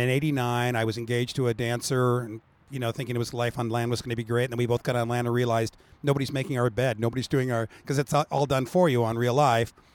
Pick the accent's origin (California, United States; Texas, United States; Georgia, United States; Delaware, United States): California, United States; Orange County; born and raised in Orange County